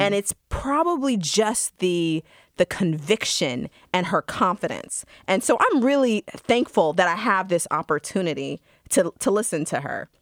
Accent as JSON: {"language": "English", "region": "Georgia", "country": "United States", "tie": "born or raised there", "said": "as a black woman growing up in Georgia"}